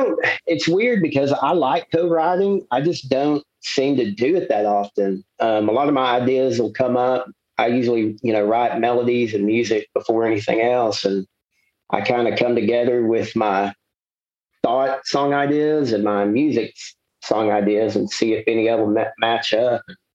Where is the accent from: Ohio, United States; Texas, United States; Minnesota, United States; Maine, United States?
Texas, United States; Dallas; also born or lived in Fort Worth; I'm kind of a mutt of Dallas and Fort Worth. You know, my dad is a native of Mansfield, and then my mom's a native of Irving, which are Dallas and Tarrant County. And I bounced between the two growing up